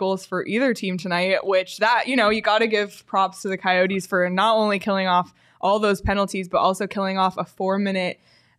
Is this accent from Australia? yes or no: no; Canada; And it's cool for me too, like as a Canadian, getting to talk to Gunther and to Coach Tourigny